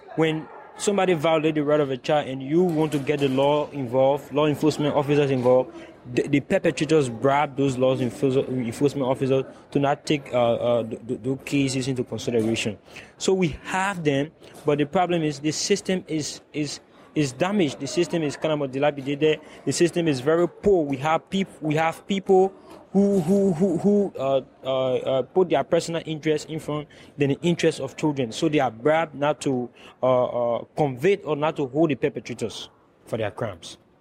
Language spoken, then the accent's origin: English; Liberia; I come from the Republic of Liberia and I live in West Point, that is a slum in, uh, Monrovia